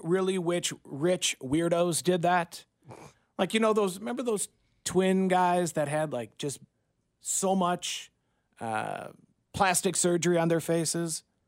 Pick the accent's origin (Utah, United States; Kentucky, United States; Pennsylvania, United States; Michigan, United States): Michigan, United States; moved away as an adult; now in Kansas City, United States; I grew up in Michigan